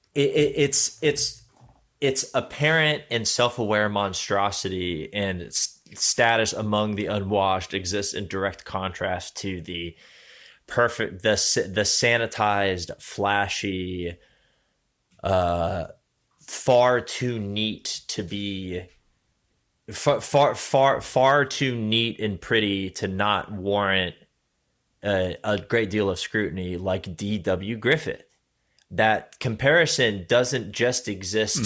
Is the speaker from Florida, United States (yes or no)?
yes; Florida, United States; I'm both I'm both from Florida and extremely German